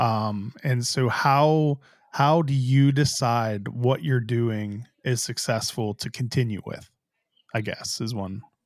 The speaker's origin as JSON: {"language": "English", "town": "Pittsburgh", "region": "Pennsylvania", "country": "United States", "tie": "born or raised there", "moved": "yes", "said": "I grew up in Pittsburgh"}